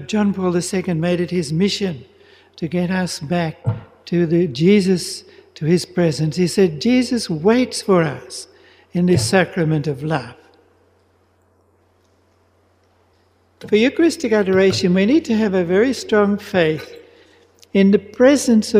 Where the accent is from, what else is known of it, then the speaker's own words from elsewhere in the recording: Melbourne, Victoria, Australia; moved away as an adult; also born or lived in Philippines; I'm originally from Melbourne. I was born in Melbourne, but I've been a Redemptorist now, a priest for 49 and a half years, and only the first year and a half was in Melbourne.